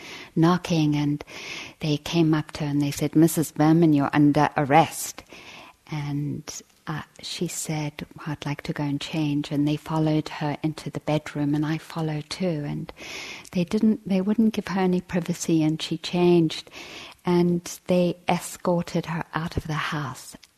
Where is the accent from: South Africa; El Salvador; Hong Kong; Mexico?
South Africa; I grew up in South Africa